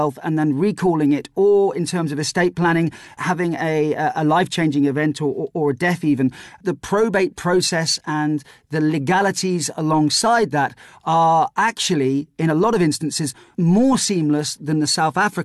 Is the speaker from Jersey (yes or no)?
yes; Jersey; I'm from an island called Jersey